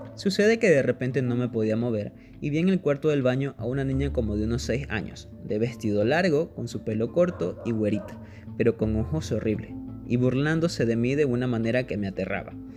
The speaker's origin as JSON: {"language": "Spanish", "country": "Ecuador", "said": "acá en mi país, en Ecuador"}